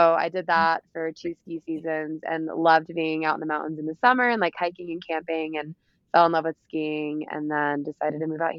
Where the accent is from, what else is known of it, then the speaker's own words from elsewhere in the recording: the South, United States; And especially like I'm from the South too, so I never grew up doing any of this stuff.